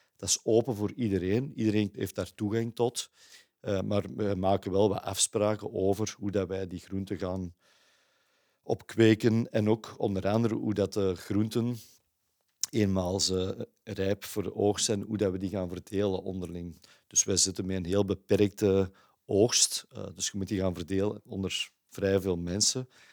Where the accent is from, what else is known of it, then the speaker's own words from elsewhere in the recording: Kempen, Belgium; moved away as an adult; now in Antwerp, Belgium; Ik ben niet geboren en getogen in Antwerpen, zoals je aan mijn accent eh, zult horen. Ik ben afkomstig van de Kempen, maar ik ben na mijn studies eigenlijk naar Antwerpen verhuisd.